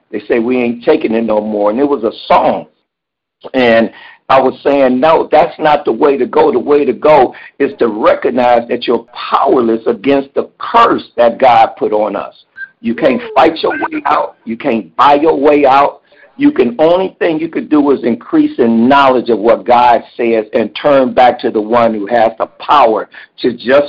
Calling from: Cleveland, Ohio, United States; I'm calling from Cleveland, Ohio.

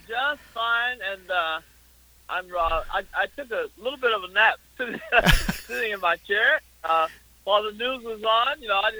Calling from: Middlebury, Vermont, United States; also born or lived in Orlando, Florida; I'm in Middlebury, Vermont. I'm back home from Orlando, Florida.

